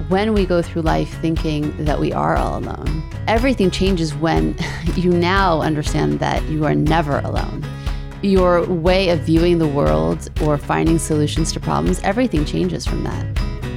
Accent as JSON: {"language": "English", "town": "Beverly Hills", "region": "California", "country": "United States", "tie": "born or raised there", "also_born_or_lived": "New Orleans, Louisiana", "said": "when I was eight and I moved from New Orleans, Louisiana to Los Angeles, Beverly Hills"}